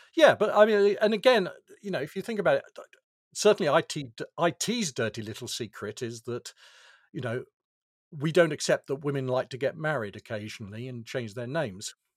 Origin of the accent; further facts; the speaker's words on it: United Kingdom; I'm, I'm British, I have a British birth certificate.